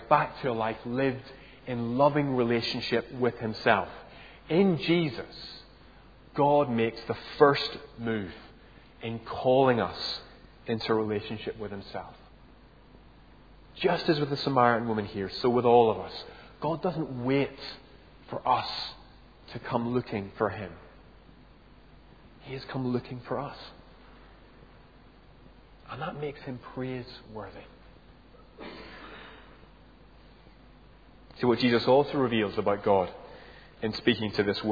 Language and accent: English; Northern Ireland, United Kingdom; moved away; I grew up in Northern Ireland.